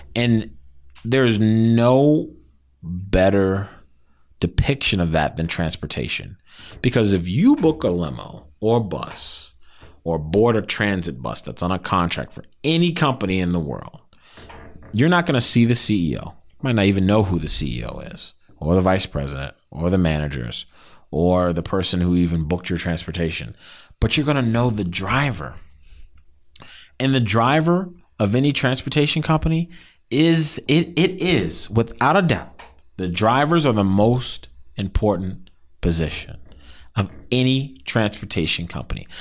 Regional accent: Silver Spring, Maryland, United States; also born or lived in Baltimore, Maryland; I'm from Silver Spring.

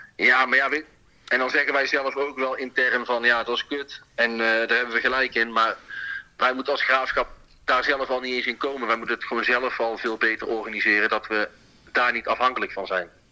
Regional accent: Breda, North Brabant, Netherlands; In Haagse Beemden ben ik geboren

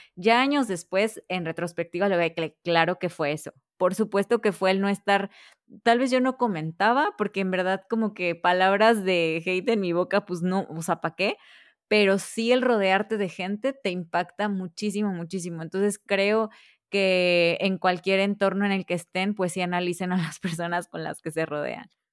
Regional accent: Veracruz, Mexico; Yo soy de Veracruz

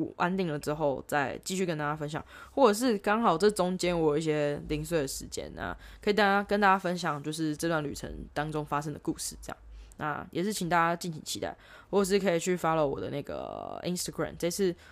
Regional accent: Taipei, Taiwan; moved away as an adult; also born or lived in Sydney, Australia / Melbourne, Australia; now in Australia; 我在从小在台北长大

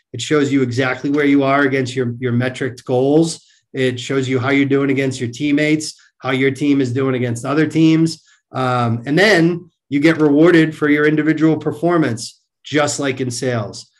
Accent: Marlborough, Massachusetts, United States; I grew up in central Massachusetts

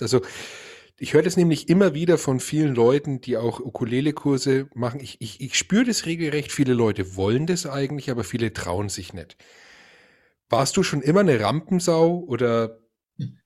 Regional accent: Franconia, Bavaria, Germany; Ich als Franke

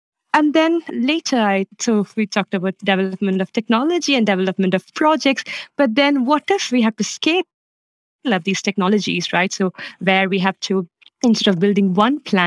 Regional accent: Kerala, India; moved away as an adult; now in Copenhagen, Denmark; I'm originally from Kerala in India, and I have been living and working in Denmark the last 8 years

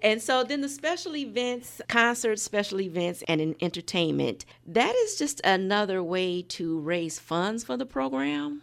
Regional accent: Michigan City, Indiana, United States; also born or lived in Chicago; I'm from Michigan City, such a small town

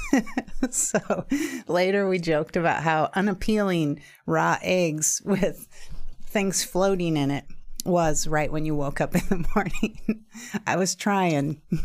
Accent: Juneau, Alaska, United States; moved away; also born or lived in Idaho; Being an only child born and raised in Juneau, Alaska, and living with my single mom

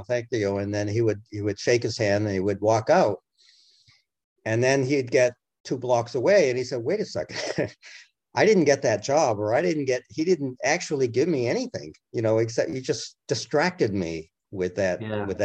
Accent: New England, United States; I'm from New England originally, so I am looking at Lincoln's t- time in uh, relationship with New England.

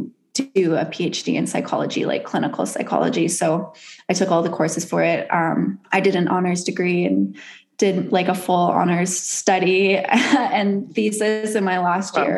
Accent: Bowen Island, British Columbia, Canada; I grew up on Bowen Island, which is like 20 minutes off of West Vancouver

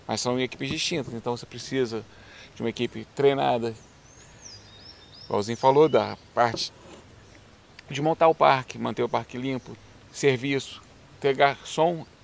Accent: Teresópolis, Rio de Janeiro, Brazil; moved away; a minha terra natal, lá em Teresópolis. Né? Que eu sou é de Teresópolis, lá no interior do Rio, e a casa que eu cresci lá

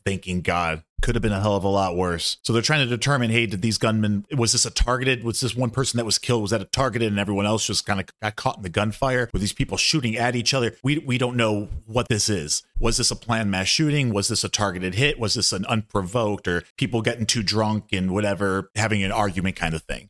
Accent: United States; being an American

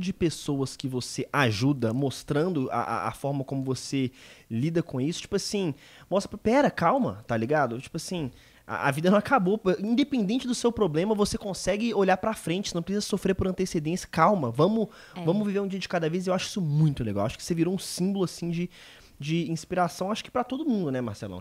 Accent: Minas Gerais, Brazil; eu sou mineiro

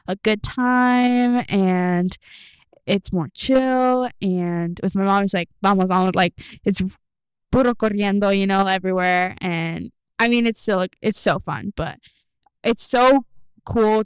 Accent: Kearney, Nebraska, United States; now in Lexington, United States; Born in Kearney

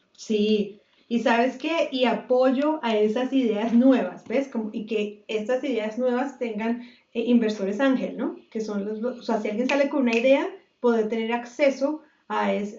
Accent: Bogotá, Colombia; now in United States; yo soy Rola

